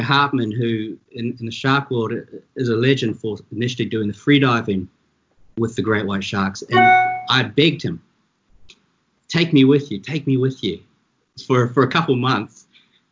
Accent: New Zealand; moved away as an adult; now in South Africa; You can tell from my accent, I'm originally from New Zealand. I've been here now over 20 years. And I grew up like, you know, most kids in New Zealand

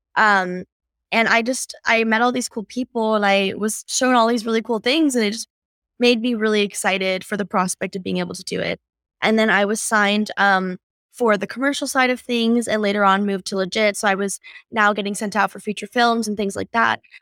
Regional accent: northeastern Pennsylvania, United States; born or raised there; moved away as an adult; now in California, United States

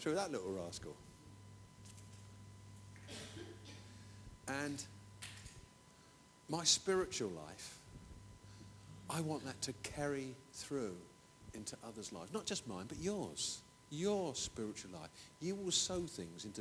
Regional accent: England, United Kingdom

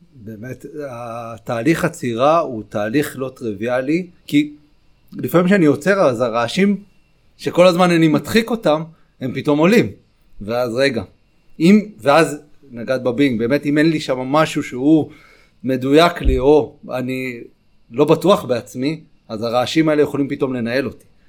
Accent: Ashkelon, Southern District, Israel; גדלתי באשקלון

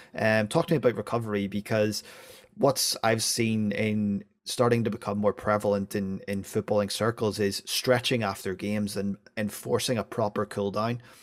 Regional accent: Northern Irish, Northern Ireland, United Kingdom; being Northern Irish

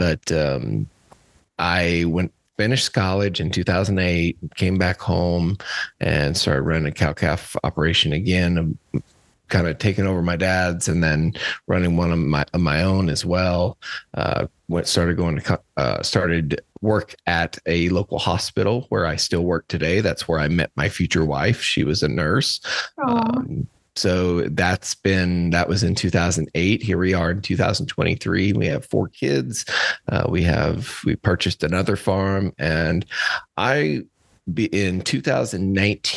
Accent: Cuba, Missouri, United States; also born or lived in St. Louis, Missouri; I'm from Cuba, Missouri, outside of Cuba, Missouri. I was born in my family's cow calf operation

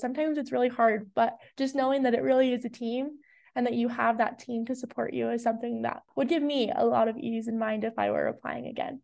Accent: South Jordan, Utah, United States; I am from South Jordan, Utah

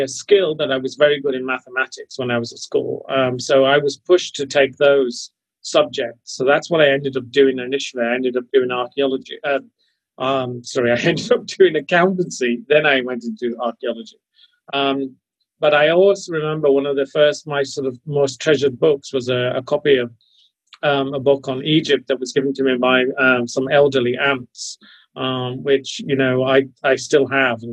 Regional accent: Lake District, Cumbria, North West England, United Kingdom; I grew up where I am now, in the Lake District in Cumbria

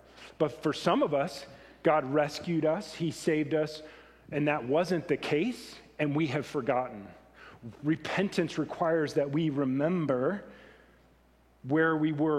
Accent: Oregon, United States; also born or lived in California; now in Greeley, United States; I'm starting to become more Weld County and Greeley than I am, I'm from Oregon and California.

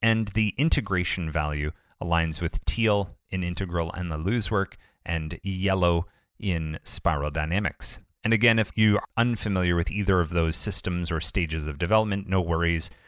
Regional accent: Ontario, Canada

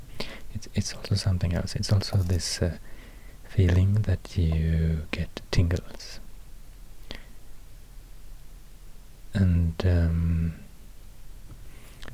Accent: Sweden; accent: Swedish; first language Swedish; English is a second language; I speak English in a Swedish accent, so I don't speak my first language

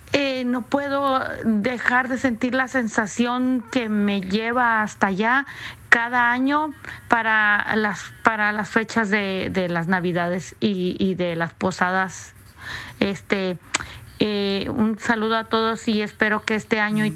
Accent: Mexico; moved away; yo soy de un pueblo de México. allí fue mi niñez y mi juventud y ahí crecí

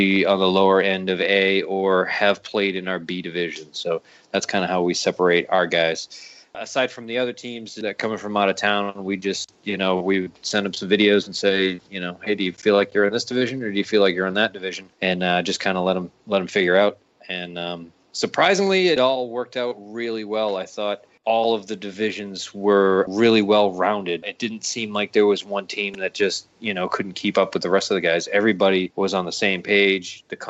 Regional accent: Raleigh, North Carolina, United States; Sorry, I assume everybody knows everything, but we're originally from Raleigh.

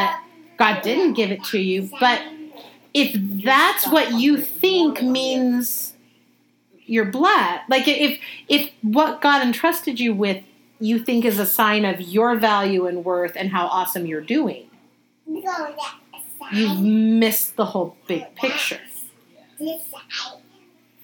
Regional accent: United States; I was born in America

